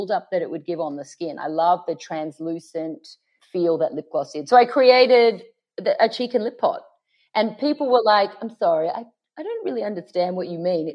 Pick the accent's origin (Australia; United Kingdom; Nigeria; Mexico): Australia; Sydney, New South Wales; moved away as an adult; now in Los Angeles, United States; our house in Paddington, where I grew up in Sydney